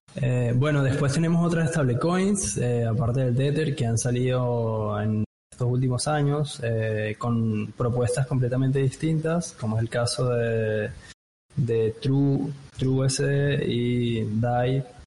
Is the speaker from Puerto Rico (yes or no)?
no; Venezuela; moved away as an adult; now in Buenos Aires, Argentina; yo soy de Venezuela, me vine en 2015 acá a Buenos Aires y como venezolano